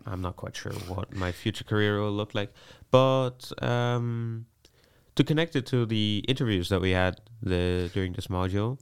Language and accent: English; Vienna, Austria; moved away as an adult; now in Netherlands; I was born in Austria, in Vienna. Uh, I lived there most of my life.